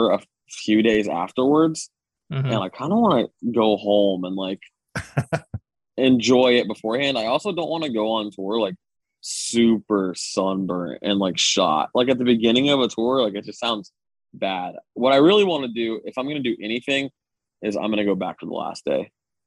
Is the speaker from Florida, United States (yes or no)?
yes; Daytona Beach, Florida, United States; I was born and raised in Daytona